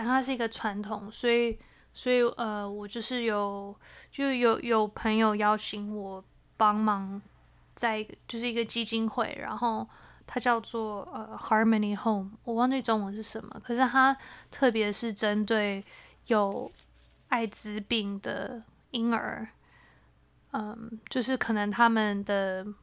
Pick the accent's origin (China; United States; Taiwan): United States; 我们小时候在美国的时候也会常跟朋友去 mall